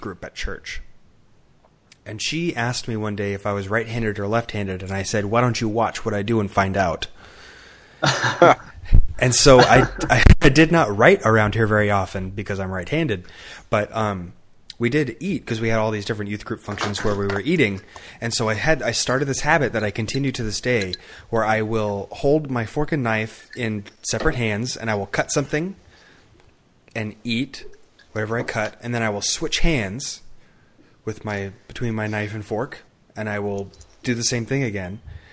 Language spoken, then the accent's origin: English; United States; in America, we're taught